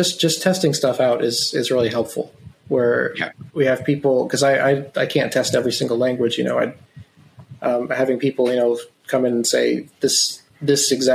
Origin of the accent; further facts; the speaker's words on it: Wyoming, United States; first language English; moved away; I'm from Wyoming originally, the big square state